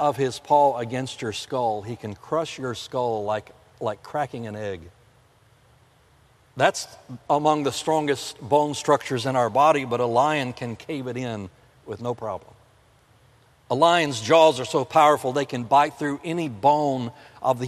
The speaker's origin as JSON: {"language": "English", "region": "South Florida", "country": "United States", "tie": "born or raised there", "also_born_or_lived": "the north", "moved": "yes", "said": "I grew up in South Florida. Winter's only 6 weeks long down there. There's no snow. But I've lived in the north for most of my life"}